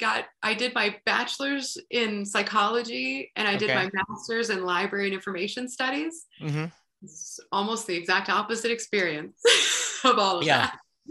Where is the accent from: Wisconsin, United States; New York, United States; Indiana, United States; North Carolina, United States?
North Carolina, United States; And I grew up in North Carolina, so I was exposed to a lot of country music.